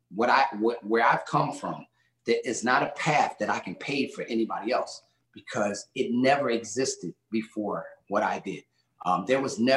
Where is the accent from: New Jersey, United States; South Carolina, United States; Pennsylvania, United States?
Pennsylvania, United States; Philadelphia; Gang war was big time when I was growing up in Philly and in Southwest Philadelphia